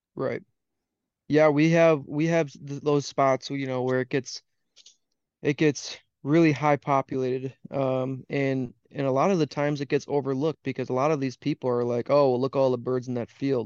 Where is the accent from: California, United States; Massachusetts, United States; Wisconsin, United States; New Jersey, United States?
Wisconsin, United States; I came back to my home state, which is Wisconsin